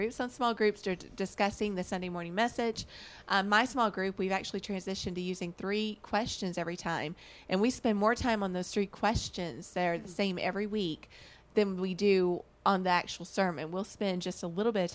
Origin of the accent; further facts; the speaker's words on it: Alabama, United States; moved away; also born or lived in the West; I am from Alabama, the home of barbecue